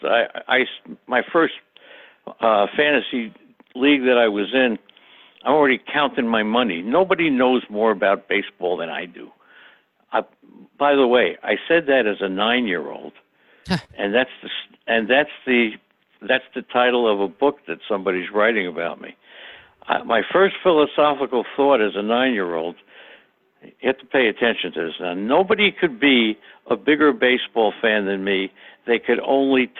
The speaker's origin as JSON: {"language": "English", "town": "New York City", "region": "New York", "country": "United States", "tie": "born or raised there", "said": "I grew up in Queens, New York, with the Dodgers, the Giants, and the Yankees in my blood in the 1950s"}